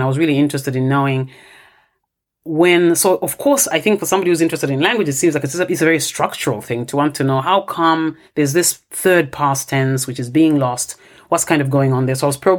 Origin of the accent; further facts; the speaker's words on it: Ndola, Copperbelt Province, Zambia; first language Bemba; English is a second language; moved away; Bemba is my native language and I sort of work in this area where Bemba is spoken. But I have grown up in a different area in the Copperbelt province, which is another area where, you know, Bemba is currently spoken now.